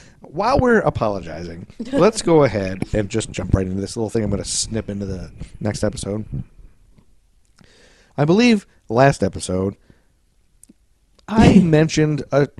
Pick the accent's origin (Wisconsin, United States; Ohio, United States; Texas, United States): Ohio, United States; Toledo; growing up in Toledo, Ohio.